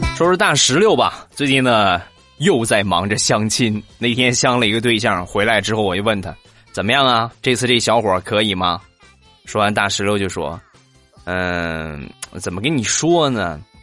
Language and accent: Chinese; northern China, China; 我们这个地方，北方来说呢